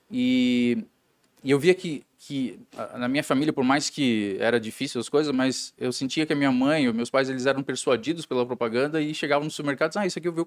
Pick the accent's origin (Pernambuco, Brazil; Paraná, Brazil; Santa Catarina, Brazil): Santa Catarina, Brazil; Jaraguá do Sul; born there; sou, sou nascido em Jaraguá do Sul, de uma família é, de industriários, né?